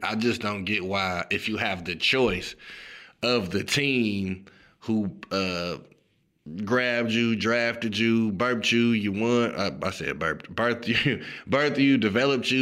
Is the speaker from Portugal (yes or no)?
no; Chicago, Illinois, United States; I'm from Chicago, obviously, Chicago Bulls fan.